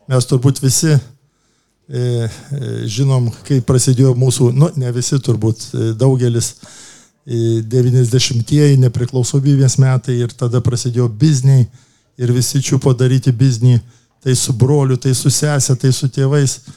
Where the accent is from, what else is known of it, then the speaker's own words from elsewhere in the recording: Kaunas, Kaunas County, Lithuania; esu kaunietis, esu žalgyrietis